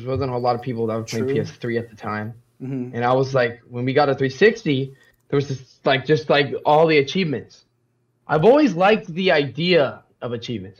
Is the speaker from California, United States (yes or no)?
yes; Salida, California, United States; now in Modesto, United States; I'm actually from Salida. So if anything, I'm from Salida